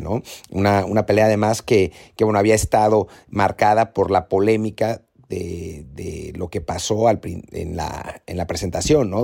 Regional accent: Mexico; como mexicanos

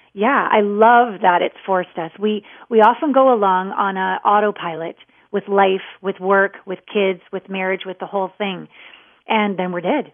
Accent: Canada; I'm a Canadian

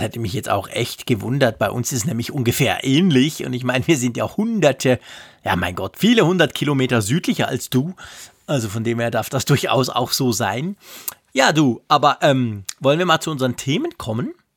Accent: Switzerland; also born or lived in Bern; als Schweizer

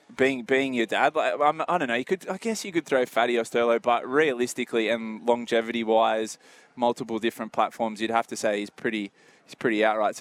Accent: Port Macquarie, New South Wales, Australia; I was from Port Macquarie, so most people in that area followed Newcastle.

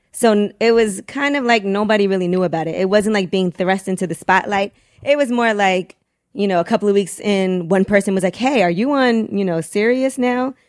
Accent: Brooklyn, New York, United States; growing up in Brooklyn

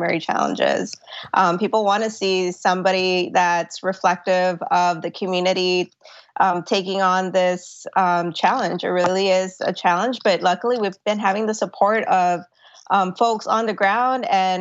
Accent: Laredo, Texas, United States; the people here in my hometown of Laredo

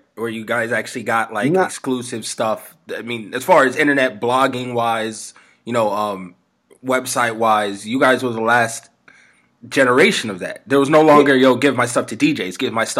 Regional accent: New York, United States; now in Las Vegas, United States; growing up in New York

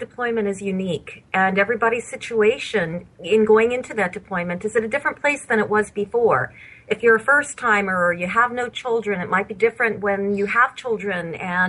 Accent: Bethesda, Maryland, United States; born there; My military background goes back to the day I was born in Bethesda Naval Hospital.

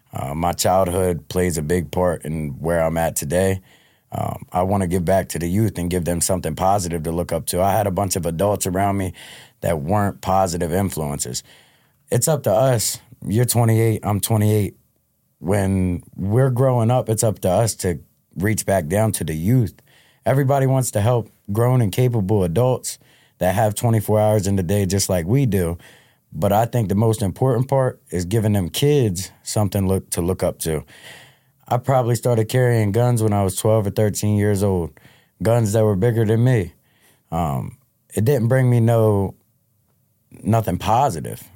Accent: Delaware, United States; born and raised in Delaware

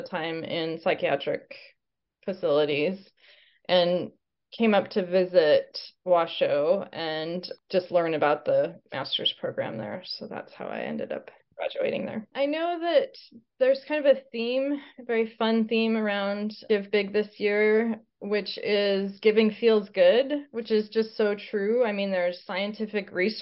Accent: Albuquerque, New Mexico, United States; moved away as an adult; also born or lived in Portland, Oregon / Ellensburg, Washington / Canada; now in Washington, United States; I'm from Albuquerque, New Mexico

